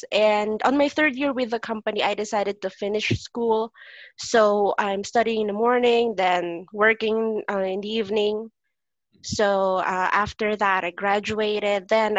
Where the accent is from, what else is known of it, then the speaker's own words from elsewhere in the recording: Philippines; first language Filipino; English is a second language; besides our own language. Yep. Filipino.